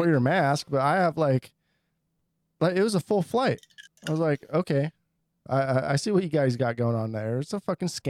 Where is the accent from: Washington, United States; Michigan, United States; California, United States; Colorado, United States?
Washington, United States; Seattle; I'm from Seattle, Washington.